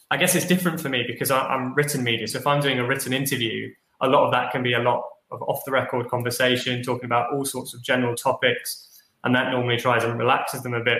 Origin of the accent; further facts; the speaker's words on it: London, United Kingdom; also born or lived in Nottingham; I grew up in London, spent some time in Nottingham, came to London